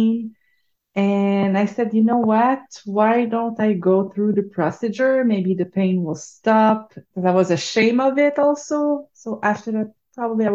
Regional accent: Quebec, Canada; accent: French; So I'm born and raised in Quebec. So I'm born an hour away from Montreal, and right now I'm in Montreal. So that's the French accent you are hearing right now.

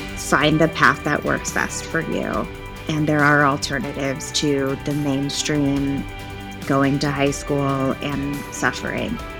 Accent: Santa Monica, California, United States; moved away as an adult; also born or lived in Orange County, California; now in Dallas, United States; I was born in Los Angeles, California, and I was raised there until I moved to Orange County in two thousand twelve

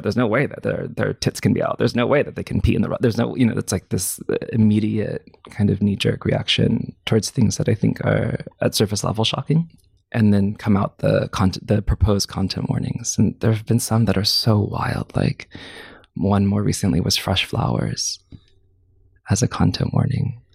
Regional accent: Clovis, California, United States; moved away; also born or lived in Fresno, California; I grew up in a suburb of that place called Clovis, California

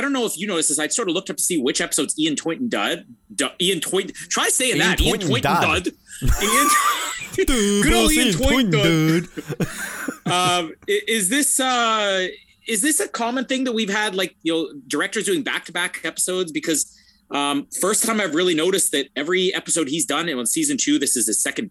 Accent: Canada; now in Winnipeg, Canada; I'm Canadian

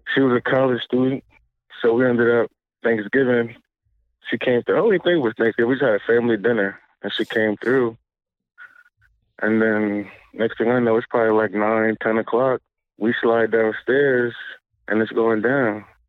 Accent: Charlotte, North Carolina, United States; from Charlotte

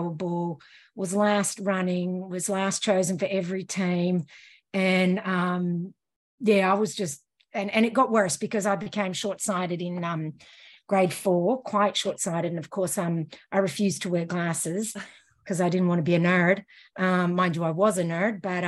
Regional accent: Melbourne, Victoria, Australia; also born or lived in Scotland; I grew up in Bulwyn, in Bulwyn

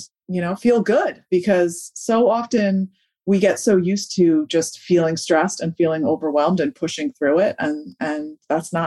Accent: New York, United States; now in Delaware, United States; I'm originally from New York and now I live in Delaware

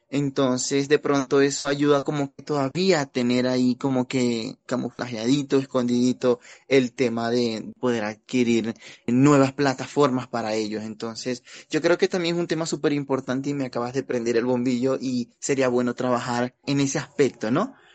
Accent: Venezuela; Pues mira, para nadie es un secreto que yo soy migrante venezolano, ya llevo más de cinco años acá en la ciudad

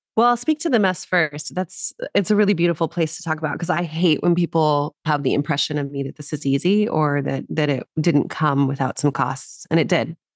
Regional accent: New Mexico, United States; now in Los Angeles, United States; I grew up in New Mexico originally

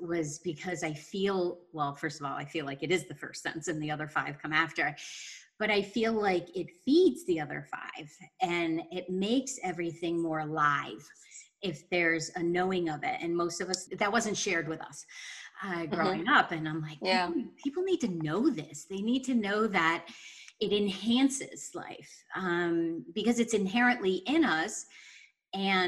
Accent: Pine Plains, New York, United States; I grew up in Pine Plains

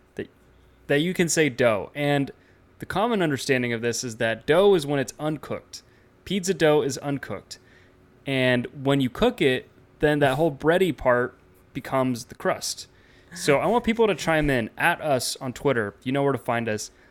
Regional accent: United States; as an American basketball fan

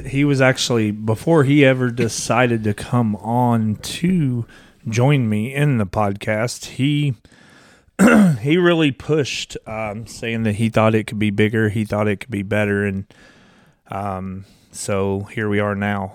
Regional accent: Kentucky, United States; I'm from Kentucky. I'm a little redneck

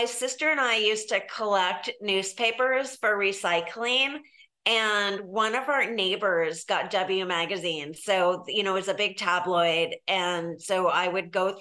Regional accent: San Diego, California, United States; I grew up here in San Diego where I live now

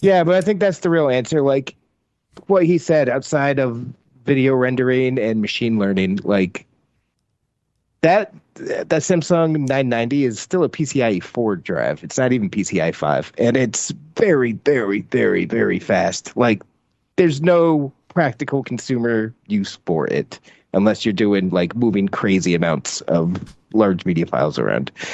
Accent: the South, United States; I'm from the South

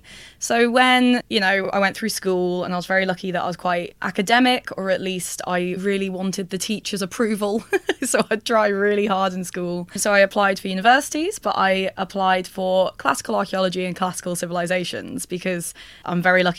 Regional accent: Liverpool, North West England, United Kingdom; So I grew up in Liverpool, up north

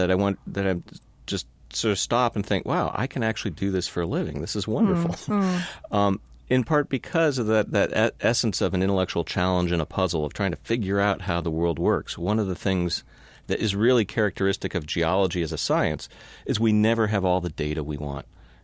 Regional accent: Palo Alto, California, United States; Well, I grew up in California, mm-hmm. Palo Alto.

